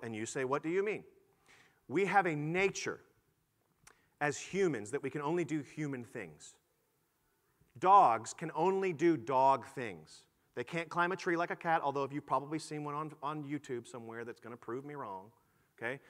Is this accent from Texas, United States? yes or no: yes; Houston, Texas, United States; I was born in Houston, Texas